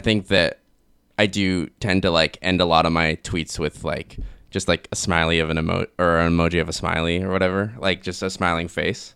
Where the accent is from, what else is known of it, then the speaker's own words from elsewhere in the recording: Kelowna, British Columbia, Canada; moved away as an adult; I grew up in Kelowna